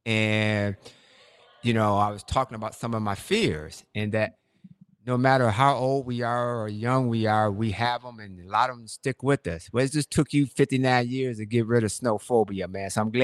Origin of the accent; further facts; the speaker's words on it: Michigan, United States; moved away as an adult; also born or lived in Ann Arbor, Michigan; now in Atlanta, United States; we grew up in Michigan, and, you know, we had snow all the time, man.